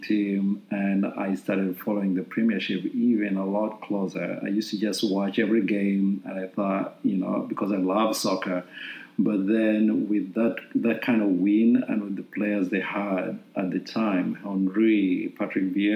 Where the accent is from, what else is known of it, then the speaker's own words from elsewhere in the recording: Uganda; now in United States; I'm originally from Uganda. I was born and raised in Uganda.